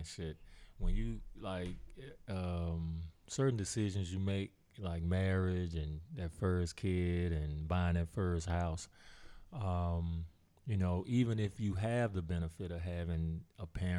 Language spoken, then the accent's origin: English; Dallas, Texas, United States; I was raised in Dallas.